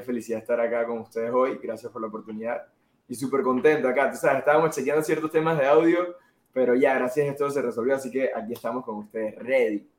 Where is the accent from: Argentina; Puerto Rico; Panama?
Panama; soy un chico de Panamá